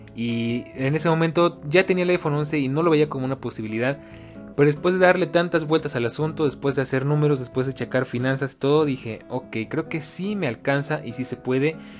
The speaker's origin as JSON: {"language": "Spanish", "country": "Mexico", "said": "como buen latino y como buen mexicano"}